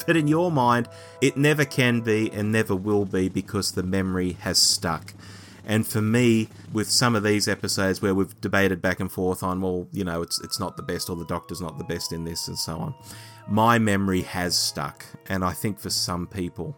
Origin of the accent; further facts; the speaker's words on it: Australia; Growing up in Australia, we had a lot going for us.